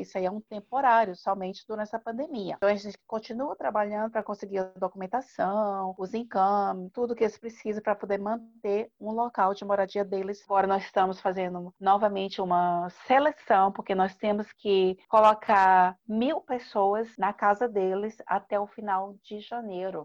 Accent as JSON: {"language": "Portuguese", "country": "Brazil", "said": "a gente como brasileiro"}